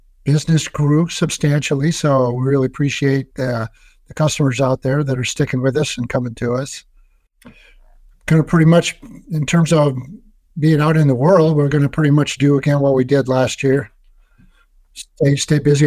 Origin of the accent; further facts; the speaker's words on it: Seattle, Washington, United States; my hometown in Seattle